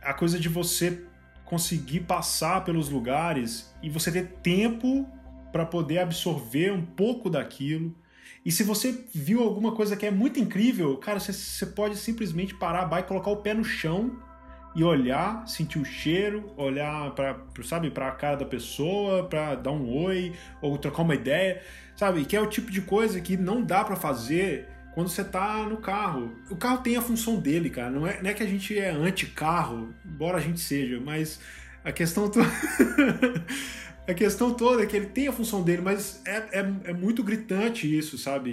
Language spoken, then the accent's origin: Portuguese; Mariana, Minas Gerais, Brazil; Eu sou do interior de Minas, né? Eu sou de Mariana